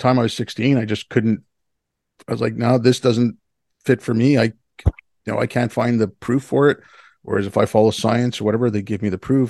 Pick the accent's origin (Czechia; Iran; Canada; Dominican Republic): Canada; Montreal, Quebec; also born or lived in Hyderabad, India; I was born in India. I was born in Hyderabad. I was born in 69. My family moved here in 75 when I was six. I moved and, where? Montreal.